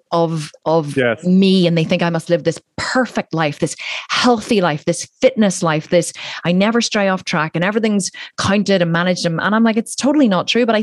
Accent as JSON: {"language": "English", "country": "Ireland", "said": "I'm Irish"}